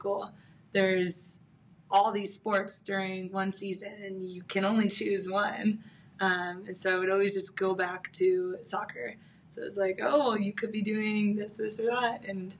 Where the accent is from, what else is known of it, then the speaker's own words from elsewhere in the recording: California, United States; now in San Diego, United States; Okay, so I'm from Orange County. I came to San Diego from my college experience. So I went to UCSD, and I've been here ever since.